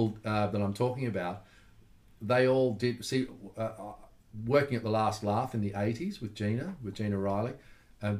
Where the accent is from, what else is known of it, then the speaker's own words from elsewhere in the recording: Melbourne, Victoria, Australia; Growing up in Melbourne was really, I was really blessed growing up in Melbourne